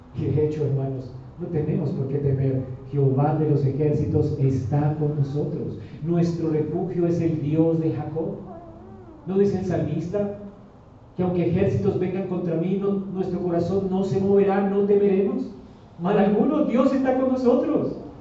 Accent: Colombia

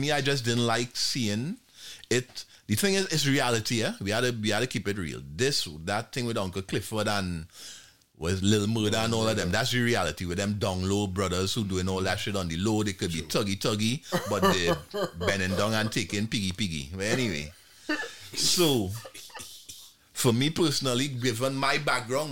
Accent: Trinidad & Tobago; moved away; I come from Trinidad and Tobago, as is already established. Now I grew up in a Caribbean culture

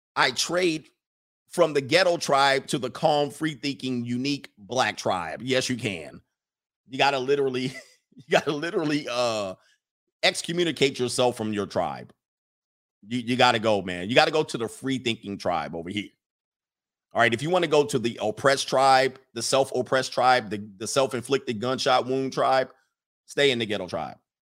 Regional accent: Southern California, United States; I'm from Southern California, the, the Valley

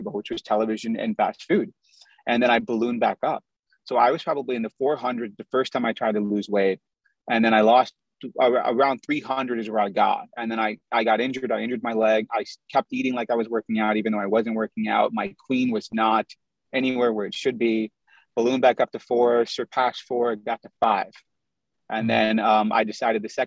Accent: Chicago, Illinois, United States; also born or lived in Indiana; I grew up in the Midwest. I'm from Chicago. We lived in Indiana for a little while

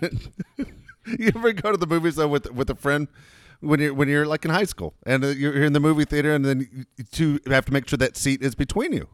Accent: Los Angeles, California, United States; also born or lived in Tennessee; I was born in Los Angeles, moved to Tennessee, came back

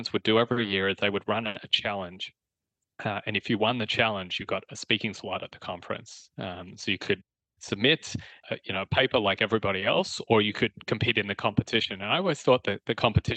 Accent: Australia; moved away; You can tell I'm Australian originally. I graduated from Melbourne University

